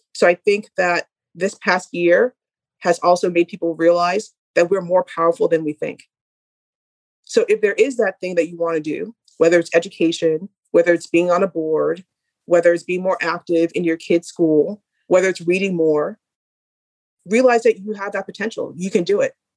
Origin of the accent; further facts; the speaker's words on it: Boston, Massachusetts, United States; we're all from Boston